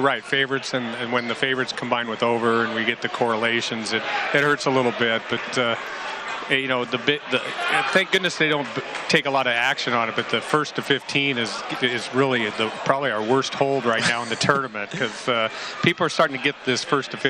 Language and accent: English; Midwest, United States; I'm from the Midwest